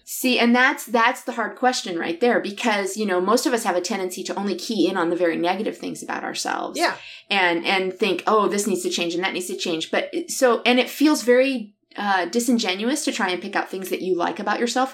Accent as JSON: {"language": "English", "area": "near South Bend", "region": "southern Michigan", "country": "United States", "tie": "born or raised there", "moved": "yes", "said": "I grew up down here"}